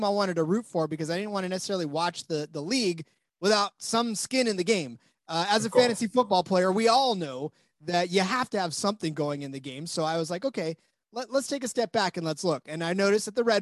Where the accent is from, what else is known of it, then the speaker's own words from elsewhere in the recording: United States; now in California, United States; as an American